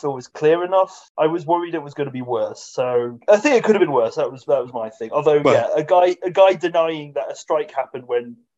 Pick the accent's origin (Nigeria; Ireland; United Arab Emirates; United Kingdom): United Kingdom; we're British